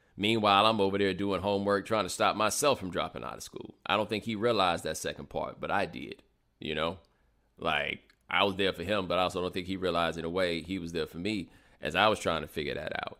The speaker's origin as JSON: {"language": "English", "town": "Houston", "region": "Texas", "country": "United States", "tie": "born or raised there", "also_born_or_lived": "Atlanta, Georgia", "said": "I grew up in Houston, but I am a native of Atlanta"}